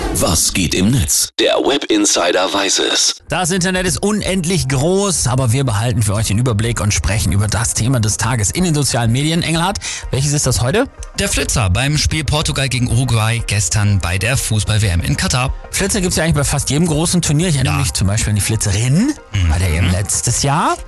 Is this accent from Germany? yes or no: yes; Germany; bei uns in Deutschland